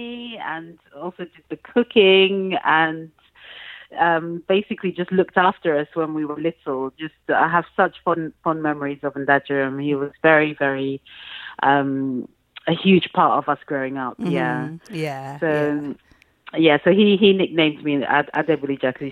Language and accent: English; Owerri, Imo, Nigeria; first language English; also born or lived in Lagos; we moved from Lagos to Owerri probably when I was about 5 or 6